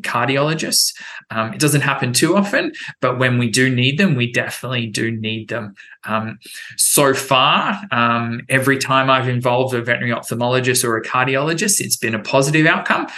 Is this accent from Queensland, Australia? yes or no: yes; Brisbane, Queensland, Australia; moved away as an adult; also born or lived in United Kingdom; now in Wellington, United States; Back in my home country in Australia